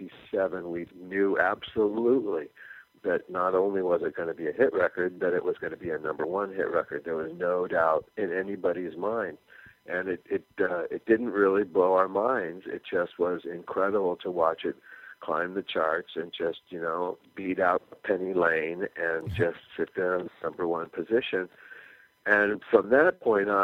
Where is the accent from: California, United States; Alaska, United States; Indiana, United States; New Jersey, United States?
California, United States; We were white middle class kids from a beach town in California